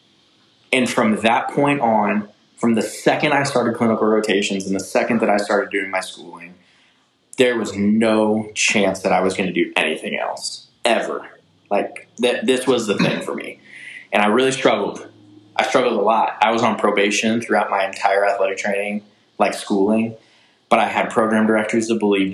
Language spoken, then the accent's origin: English; St. Charles, Missouri, United States; I grew up in St. Charles, Missouri.